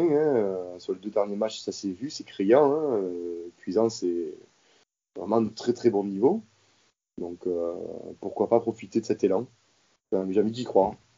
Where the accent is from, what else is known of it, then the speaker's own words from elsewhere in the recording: Marseille, Provence-Alpes-Côte d'Azur, France; je suis né à Marseille, je suis marseillais de naissance